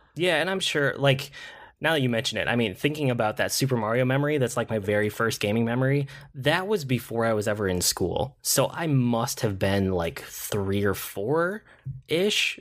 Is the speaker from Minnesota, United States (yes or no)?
yes; Minnesota, United States; I'm from Minnesota, Target's a Minnesota company